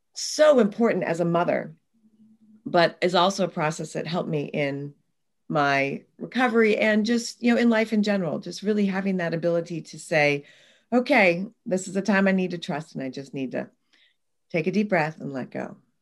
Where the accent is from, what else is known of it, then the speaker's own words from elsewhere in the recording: Oregon, United States; I grew up in the Pacific Northwest in Oregon in the United States